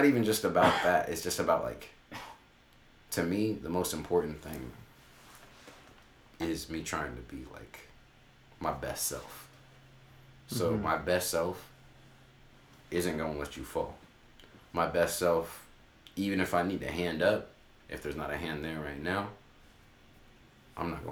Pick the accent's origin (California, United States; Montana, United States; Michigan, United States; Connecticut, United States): California, United States; Sacramento; I'm from California, from Sacramento.